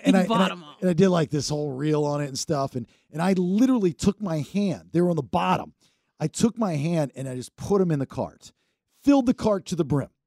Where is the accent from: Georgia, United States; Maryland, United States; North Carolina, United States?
Maryland, United States; growing up in Maryland